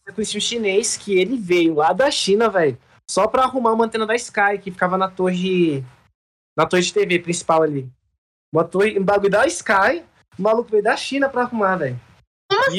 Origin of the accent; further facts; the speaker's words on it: Brasília, Federal District, Brazil; also born or lived in Trinidad and Tobago; Eu vim para Brasília, eu tinha quatro anos